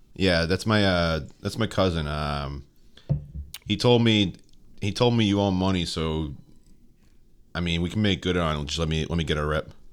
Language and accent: English; Stoneham, Massachusetts, United States; I'm from Stoneham